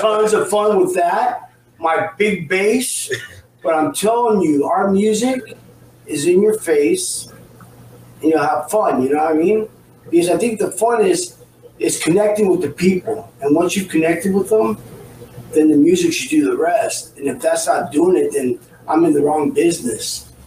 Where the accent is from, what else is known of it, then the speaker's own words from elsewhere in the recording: Orange County, California, United States; I'm from Orange County here in uh, the punk rock mecca.